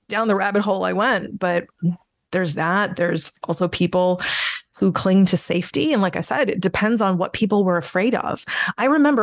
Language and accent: English; United States; I'm that American